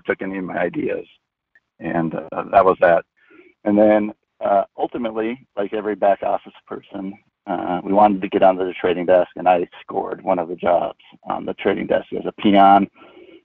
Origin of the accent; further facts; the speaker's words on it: Minnesota, United States; I grew up in Minnesota